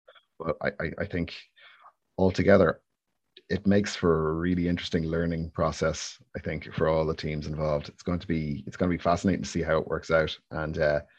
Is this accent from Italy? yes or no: no; Ireland; It's my natural state of being, definitely. Worry and guilt, those two. Nailed on.